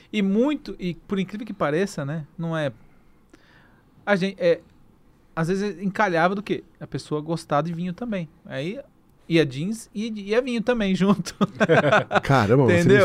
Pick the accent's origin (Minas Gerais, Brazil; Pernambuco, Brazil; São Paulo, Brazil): São Paulo, Brazil; born or raised there